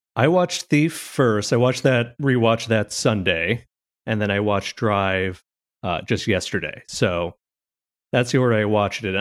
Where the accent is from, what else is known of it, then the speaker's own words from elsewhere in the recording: Chicago, Illinois, United States; I am from Chicago. I live here, and I'm from here